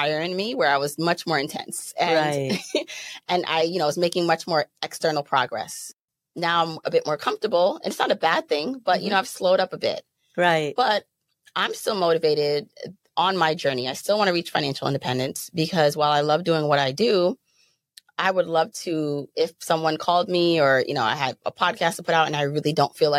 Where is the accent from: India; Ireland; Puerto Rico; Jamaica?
Jamaica; also born or lived in Brooklyn, New York; now in United States; I was born in Jamaica.